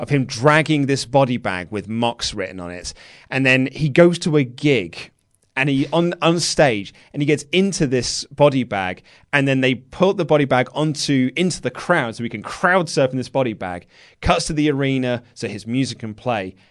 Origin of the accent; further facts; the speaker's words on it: United Kingdom; we're British